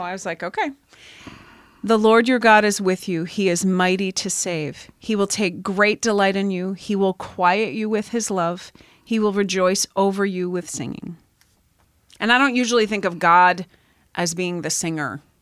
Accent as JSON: {"language": "English", "region": "Pennsylvania", "country": "United States", "tie": "born or raised there", "moved": "yes", "said": "I grew up in Pennsylvania, so I still get harassed for how I say certain things"}